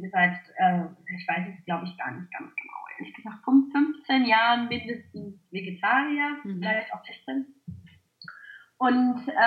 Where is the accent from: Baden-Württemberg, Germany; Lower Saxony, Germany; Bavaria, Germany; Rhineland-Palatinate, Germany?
Lower Saxony, Germany; Clausthal-Zellerfeld; Ich habe damals noch bei meinen Eltern gewohnt. Ich komme ursprünglich aus Klausthal-Zellerfeld